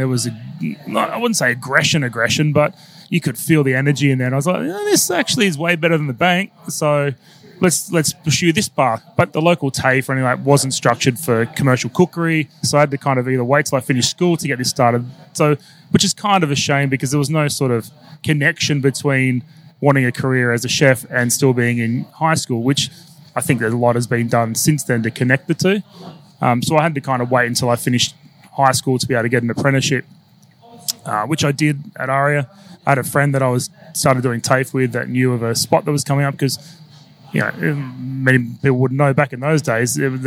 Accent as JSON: {"language": "English", "town": "Sydney", "region": "New South Wales", "country": "Australia", "tie": "born or raised there", "moved": "as an adult", "lives_now": "Adelaide, Australia", "said": "And I'm from Sydney originally. I grew up in a place called Reesby, which is out in the Bankstown, Kennedy Bankstown district."}